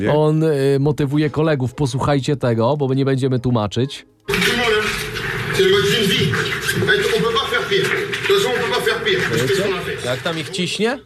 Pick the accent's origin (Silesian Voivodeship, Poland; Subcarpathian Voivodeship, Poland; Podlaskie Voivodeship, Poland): Subcarpathian Voivodeship, Poland; Podkarpacie; jesteśmy z urodzenia z Podkarpacia